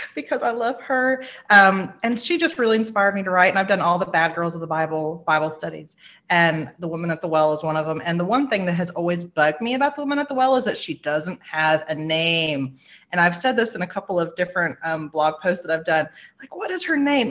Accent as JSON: {"language": "English", "region": "South Carolina", "country": "United States", "said": "I'm a Southerner. I am um, in South Carolina. My family has been in South Carolina since 1640"}